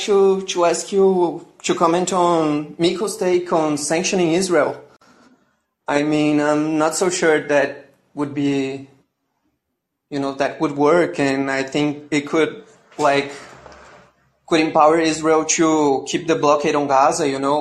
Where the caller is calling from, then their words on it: Brazil; I'm the caller from Brazil